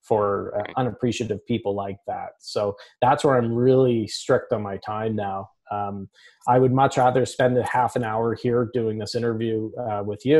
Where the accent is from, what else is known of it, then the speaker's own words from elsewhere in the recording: Canada; I'm Canadian